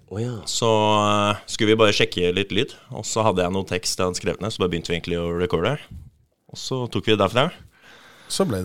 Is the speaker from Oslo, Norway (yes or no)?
yes; Oslo, Norway; Jeg er fra Nordstrand, så jeg pendla med time buss hver dag frem og tilbake fra øving.